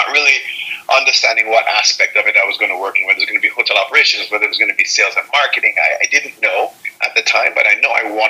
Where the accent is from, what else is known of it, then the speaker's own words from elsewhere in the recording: Jamaica; moved away; also born or lived in Miami; growing up in Jamaica.